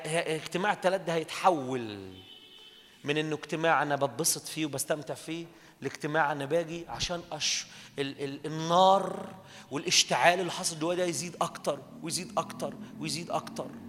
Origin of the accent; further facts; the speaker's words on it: Minya, Minya Governorate, Egypt; انا بلدنا دي اتقال عليها كلام على المنيا